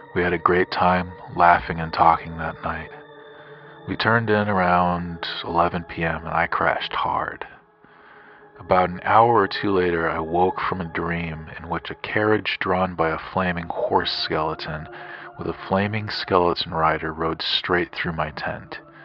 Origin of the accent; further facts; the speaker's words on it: Grand Junction, Colorado, United States; I'm from Grand Junction, Colorado